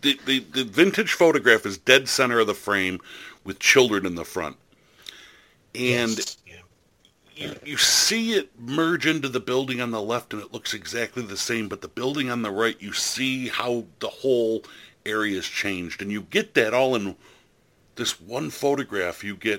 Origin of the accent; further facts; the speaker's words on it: United States; I'm going to do this as an American